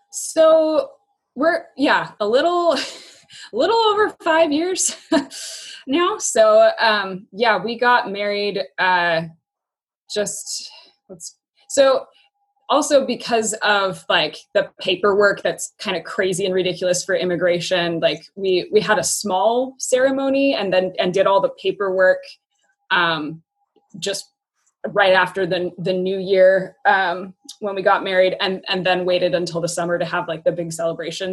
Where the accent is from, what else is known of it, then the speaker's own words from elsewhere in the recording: Yakima, Washington, United States; moved away as an adult; also born or lived in Spokane / Portland / Baltimore; now in Tri-Cities, Washington, United States; I grew up in Yakima